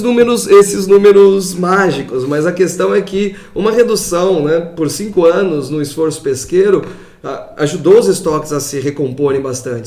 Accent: São Paulo, Brazil; moved away; eu sou de São Paulo, então fiz toda a minha pesquisa de pós-graduação lá

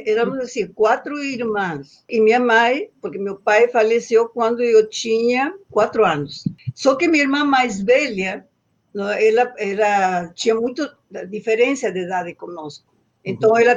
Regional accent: Loreto, Santiago del Estero, Argentina; born there; pequena, bem no interior do norte da Argentina, é um estado que se chama Santiago del Estero e a cidade onde eu nasci se chama Loreto.

